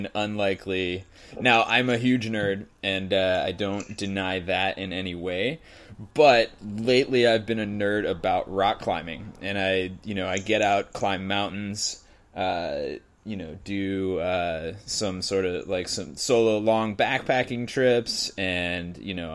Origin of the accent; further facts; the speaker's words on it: New England, United States; moved away as an adult; now in California, United States; even though I grew up on the East Coast, I have not been back to do anything in the Adirondacks. I was in New England